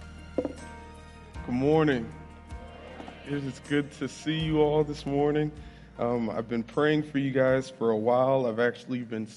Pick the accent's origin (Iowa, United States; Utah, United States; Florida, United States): Florida, United States; moved away as an adult; also born or lived in Bridgeport, Connecticut; now in Jackson, United States; I was raised down in Florida, so if you hear an accent while I'm speaking, that's why